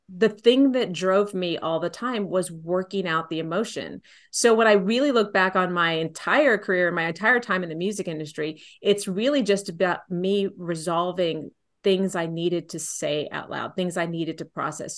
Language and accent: English; San Antonio, Texas, United States; I grew up in San Antonio